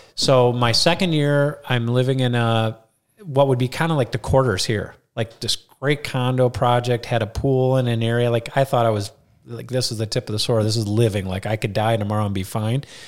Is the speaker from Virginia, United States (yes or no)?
no; Rochester, Minnesota, United States; moved away as an adult; also born or lived in Colorado; now in Mankato, United States; growing up in Rochester